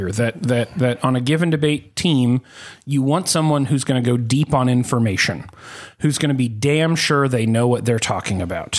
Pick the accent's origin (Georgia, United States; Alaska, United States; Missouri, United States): Missouri, United States; I grew up in Missouri.